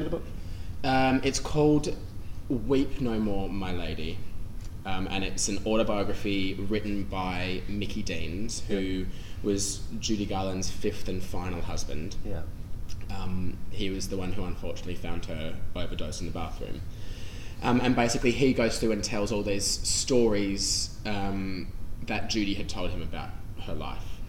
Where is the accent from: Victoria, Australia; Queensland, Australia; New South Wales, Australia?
New South Wales, Australia; Sydney; moved away as an adult; now in London, United Kingdom; it was coming from my home as well